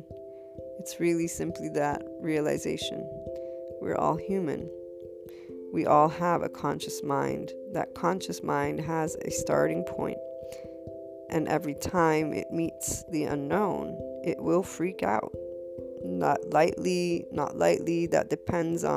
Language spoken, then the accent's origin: English; United States; I'm a white female, I'm Italian American